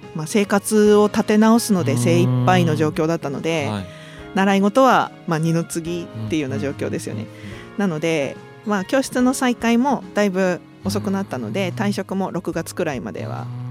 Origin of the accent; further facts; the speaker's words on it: Sendai, Miyagi, Japan; 自分が生まれ育った太白区